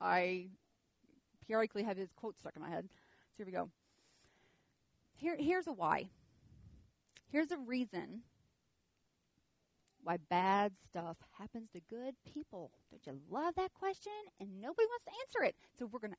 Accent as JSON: {"language": "English", "region": "the South", "country": "United States", "accent": "southern", "said": "my southern accent"}